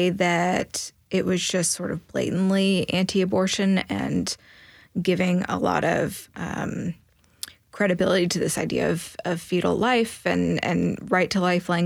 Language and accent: English; Crockett County, West Tennessee, United States; So I grew up in rural West Tennessee. I grew up in Crockett County.